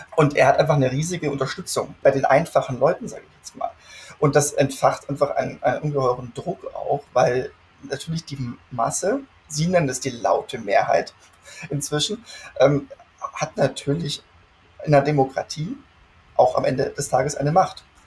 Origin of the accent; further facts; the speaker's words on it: Germany; moved away as an adult; now in United States; als Deutscher